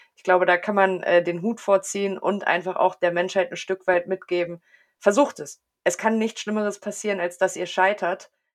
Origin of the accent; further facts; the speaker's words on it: near Wolfsburg, Lower Saxony, Germany; ich komme aus der Nähe von Wolfsburg